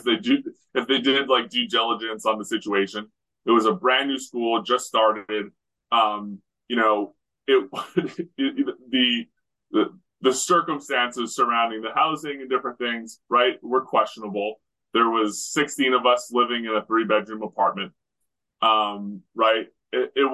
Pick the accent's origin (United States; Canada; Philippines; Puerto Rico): Canada; Western Canada; I grew up in Western Canada